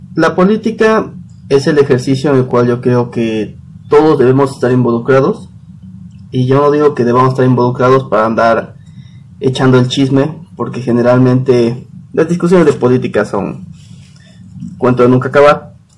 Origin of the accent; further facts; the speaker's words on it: Tatlisco, Puebla, Mexico; yo soy de Tatlisco, una comunidad de Puebla